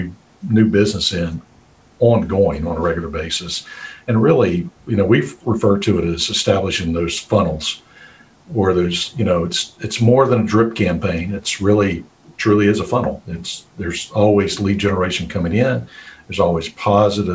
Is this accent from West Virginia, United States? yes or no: yes; West Virginia, United States; I grew up in West Virginia. I always say I'm just a hillbilly at heart